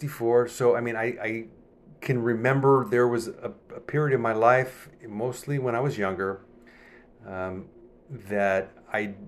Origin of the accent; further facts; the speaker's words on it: United States; moved away as an adult; also born or lived in Cairo, Egypt; I'm an American